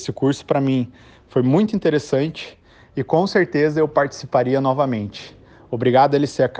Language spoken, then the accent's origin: Portuguese; Curitiba, Paraná, Brazil; eu sou de Curitiba, no Paraná.